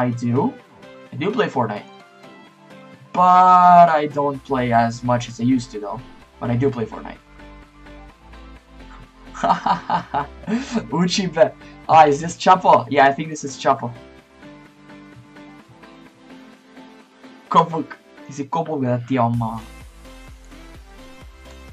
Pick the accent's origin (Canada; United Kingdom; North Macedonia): North Macedonia; I'm from Macedonia. It's a small country in Europe.